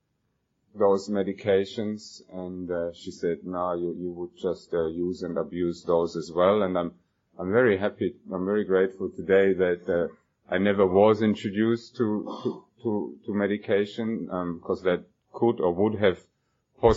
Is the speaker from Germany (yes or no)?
yes; Germany; moved away as an adult; now in Australia; I was born and I grew up in Germany